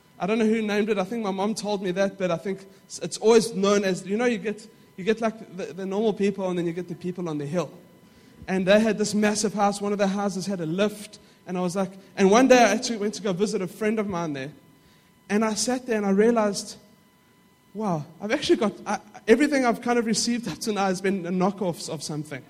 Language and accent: English; Johannesburg, Gauteng, South Africa; we lived in a middle-class neighborhood in South Africa. Now, I don't know, for those of you who know parts of South Africa, it is the south of Johannesburg